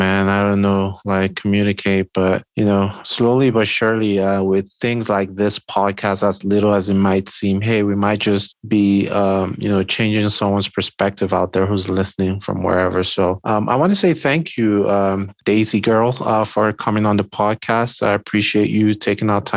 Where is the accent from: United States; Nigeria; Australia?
Nigeria; being Nigerian